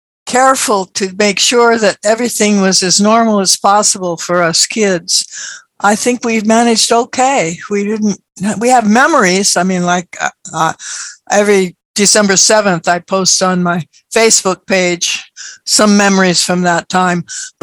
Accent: Berkeley, California, United States; also born or lived in Honolulu; Oh, Berkeley. Well, that, of course, it was World War II. We started off World War II in Honolulu. And then in August of 1942, Mama and I took a 19-day cruise across the Pacific on courtesy of the U.S. government to get back to San Francisco.

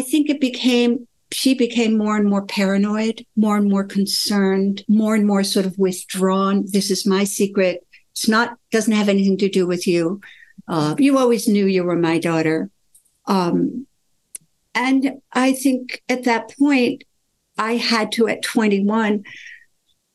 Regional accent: United States; also born or lived in Sweden; My mother brought me to America. I was born in Sweden. I lived there for 3.5 years

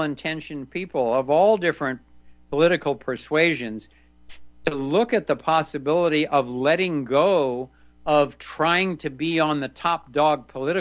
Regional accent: Ohio, United States; moved away; also born or lived in California; I grew up in Ohio in a very Republican family and county, really a Republican state at that point. Then I moved to California

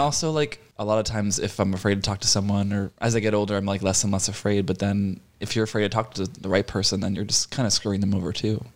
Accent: Boston, Massachusetts, United States; moved away as an adult; now in Los Angeles, United States; I grew up in Boston and I moved into LA when I was 25.

